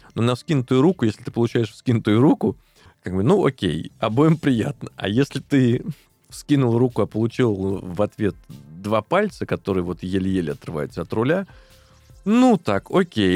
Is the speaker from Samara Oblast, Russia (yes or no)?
yes; Tolyatti, Samara Oblast, Russia; мы оба с одного края, э, я из Тольятти